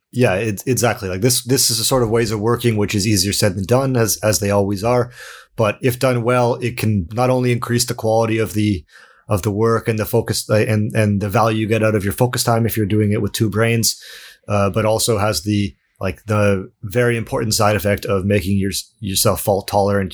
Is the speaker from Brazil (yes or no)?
no; Canada; now in Sweden; I'm also Canadian, I'm not from Sweden